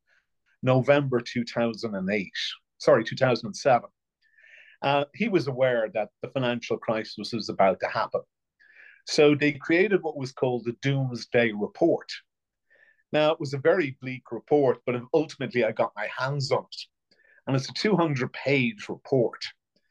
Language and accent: English; County Offaly, Ireland; I come from Crofton and Offaly